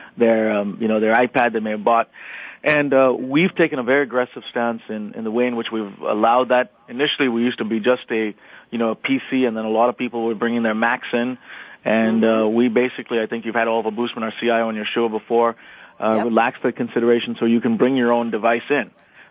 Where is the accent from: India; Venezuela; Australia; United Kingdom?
India; moved away as an adult; now in United States; I grew up in India. I spent 18 years there. I now live in the U.S.